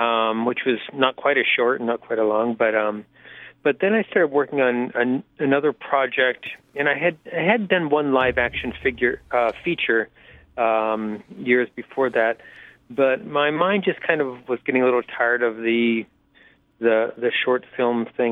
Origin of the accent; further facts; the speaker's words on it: Pittsburgh, Pennsylvania, United States; I grew up in Pittsburgh